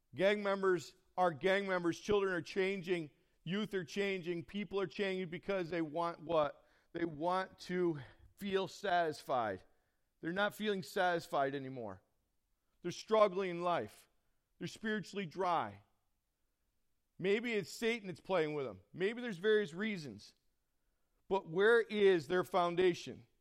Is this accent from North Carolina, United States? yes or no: no; Horseheads, New York, United States; I'm from the Horseheads area.